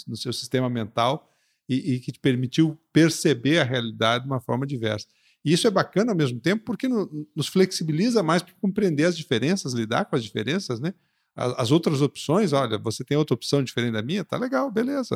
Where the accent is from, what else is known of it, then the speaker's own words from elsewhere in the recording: Curitiba, Paraná, Brazil; moved away; also born or lived in Recife; Eu, eu Nasci em Recife e fui pra Curitiba com cinco, seis anos.